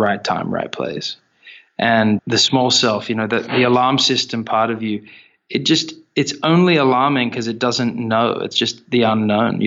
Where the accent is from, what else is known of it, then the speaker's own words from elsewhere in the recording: Australia; we're Australian